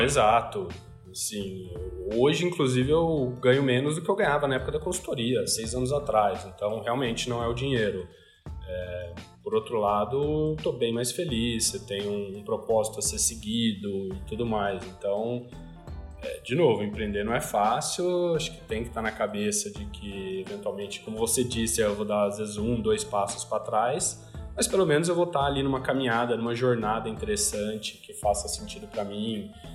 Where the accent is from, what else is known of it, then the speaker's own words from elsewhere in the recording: Ribeirão Preto, São Paulo, Brazil; moved away as an adult; para Ribeirão Preto, minha cidade natal, para morar com os meus pais